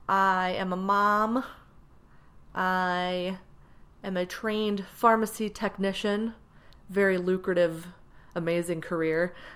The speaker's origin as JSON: {"language": "English", "region": "Maryland", "country": "United States", "tie": "born or raised there", "also_born_or_lived": "Frankfurt, Germany / New York", "said": "I was born in Frankfurt, Germany in 1985, in a hospital that doesn't exist anymore. After that, when I was two, we moved to New York and lived there for several years. And then we moved to Maryland, where I spent my formative years as a youth"}